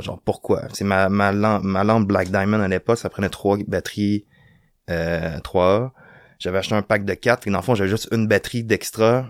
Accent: Rimouski, Quebec, Canada; moved away as an adult; now in Montreal, Canada; je suis originaire de Rimouski, j'ai grandi à Rimouski

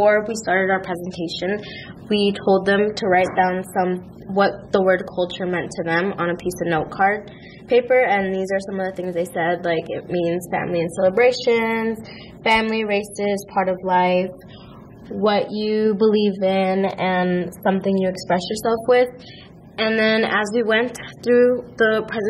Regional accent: Mexico; I'm from Mexico

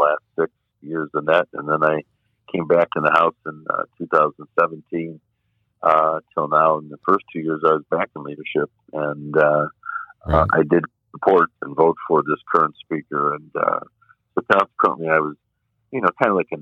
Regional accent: Cleveland, Ohio, United States; it's Cleveland. I've lived here my whole life.

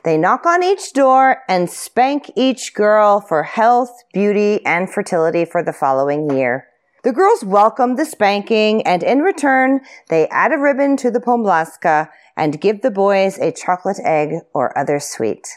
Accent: United States; moved away as an adult; now in Czech Republic; I'm American, but I have lived in the Czech Republic for the last ten years.

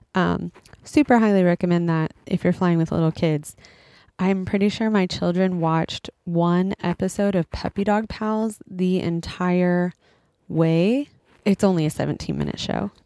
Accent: United States; moved away as an adult; now in Japan; I'm an American who's living in Japan with my husband and two kids.

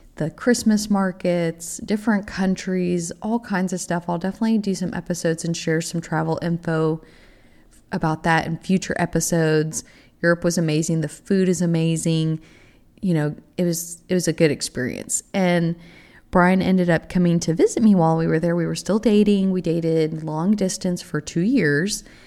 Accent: Texas, United States; moved away as an adult; also born or lived in Oklahoma; I am originally from Texas

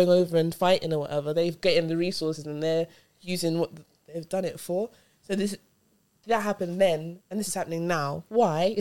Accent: United Kingdom; I'm British because I was born here

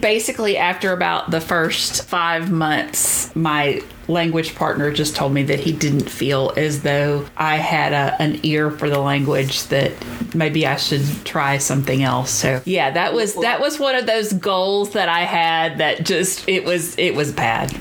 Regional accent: Deep South, United States; born or raised there

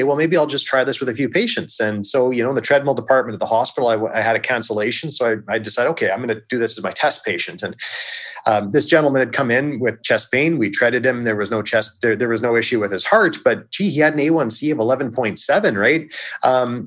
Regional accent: Victoria, British Columbia, Canada; I took a job in Victoria, which is my hometown

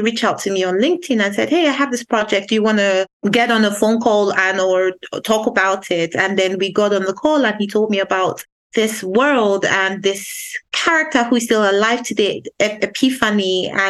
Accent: Nigeria; I'm Nigerian. I live and I was I was born in Nigeria. I live in Nigeria.

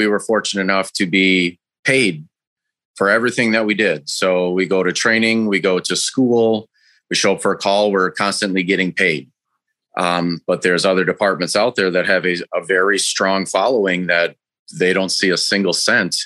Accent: Racine, Wisconsin, United States; also born or lived in Jackson, Wisconsin; I grew up in Racine, Wisconsin

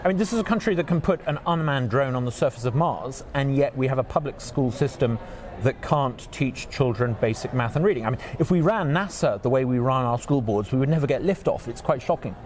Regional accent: United Kingdom; moved away as an adult; now in Mississippi, United States; I'm from the UK, I'm British.

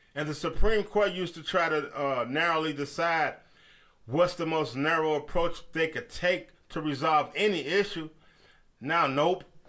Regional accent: United States; We Americans

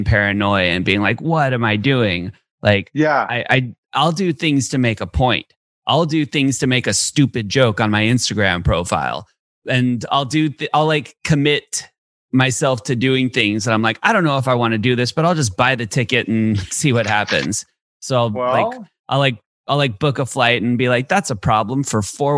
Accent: San Diego, California, United States; moved away as an adult; now in Austin, United States; I'm from San Diego. I grew up in San Diego, but I live in Austin now

